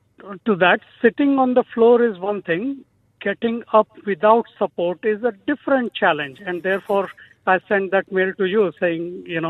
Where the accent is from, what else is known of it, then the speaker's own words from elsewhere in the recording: Mumbai, Maharashtra, India; moved away as an adult; now in Christchurch, New Zealand; Yeah, so sitting on the floor is, you know, very much part of the Indian culture where I grew up. So even after we moved to Christchurch from Mumbai in January 2002, we have continued to have meals while we sit on the floor in the cross-legged position.